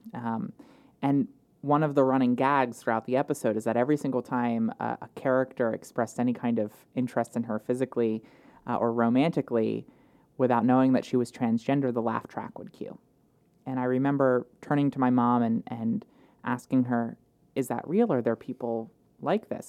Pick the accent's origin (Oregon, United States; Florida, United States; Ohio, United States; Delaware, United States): Delaware, United States; Wilmington; I grew up in Wilmington, um, West 17th Street uh, in Wilmington